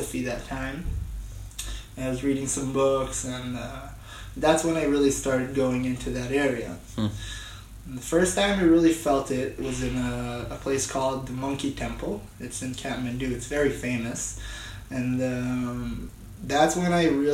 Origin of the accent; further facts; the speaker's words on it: Israel; moved away as an adult; I come from Israel, where we have mandatory military service.